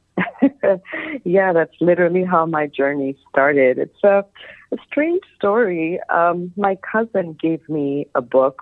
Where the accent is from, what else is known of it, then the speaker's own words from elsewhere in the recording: Bangladesh; moved away; also born or lived in New York City; growing up in Bangladesh